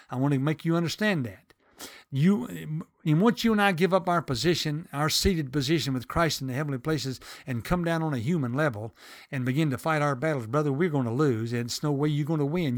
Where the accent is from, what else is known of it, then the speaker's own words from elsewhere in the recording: the South, United States; accent: southern; I'm from the South